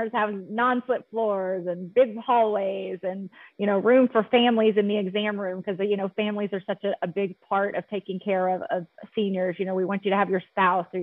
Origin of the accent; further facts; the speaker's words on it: Arkansas, United States; moved away as an adult; also born or lived in Texas / Colorado; I am originally from Arkansas, born and raised